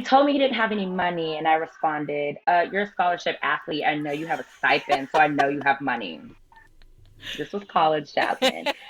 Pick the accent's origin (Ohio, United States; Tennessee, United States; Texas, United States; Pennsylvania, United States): Texas, United States; moved away; also born or lived in San Diego / Carolina; I am a Texas girl. We're from Texas